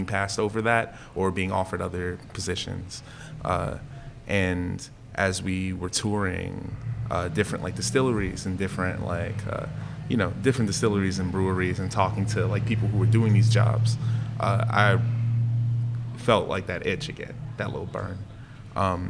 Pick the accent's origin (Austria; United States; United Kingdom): United States; New Orleans, Louisiana; I'm from here